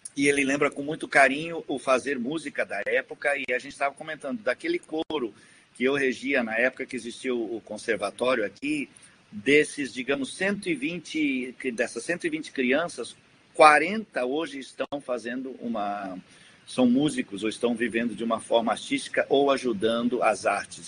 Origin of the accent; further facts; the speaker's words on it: Rio Grande do Sul, Brazil; moved away; eu estou muito orgulhoso de voltar à minha terra como diretor da Orquestra de Sopros